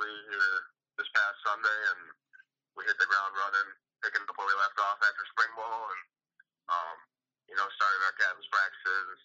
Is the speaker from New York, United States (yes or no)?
no; Franklin, Wisconsin, United States; I grew up in Franklin